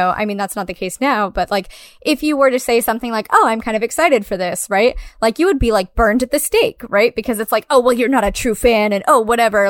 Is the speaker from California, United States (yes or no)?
yes; California, United States; I grew up in Orange County, California. What up? Ugh. I'm glad I'm not there anymore.